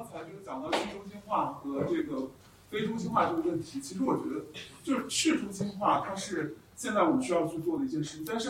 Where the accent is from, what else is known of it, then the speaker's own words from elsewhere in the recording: China; now in United States; 那其实我们在海外有一点，就是我们作为华人、中国人，经常把我们割离于美国社会。